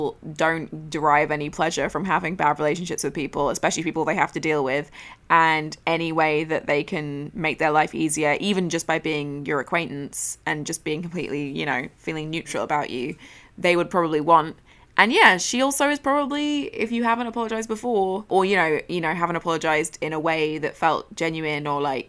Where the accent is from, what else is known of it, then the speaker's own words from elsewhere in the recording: Australia; Wait, it says …, not …, because I'm Australian and don't say it in the cool Irish way.